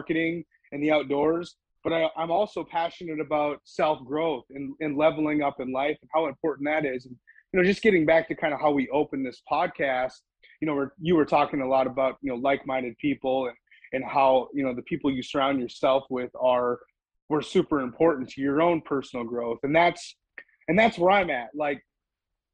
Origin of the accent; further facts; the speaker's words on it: central Minnesota, United States; moved away as an adult; now in Central Texas, United States; I grew up in central Minnesota